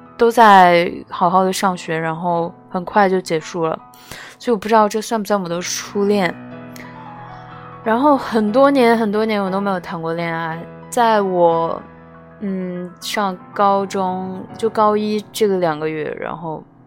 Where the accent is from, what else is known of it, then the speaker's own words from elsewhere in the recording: China; also born or lived in Shanghai; 我们中国人又有那种传统的观念